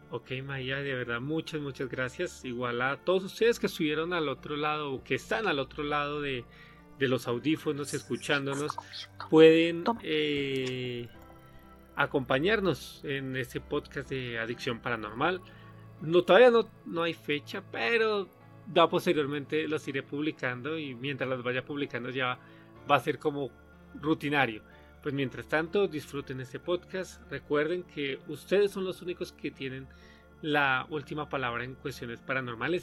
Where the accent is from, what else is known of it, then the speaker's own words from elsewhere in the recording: Colombia; moved away as an adult; now in Mexico; yo soy colombiano viviendo en México, ya llevo aquí alrededor de siete años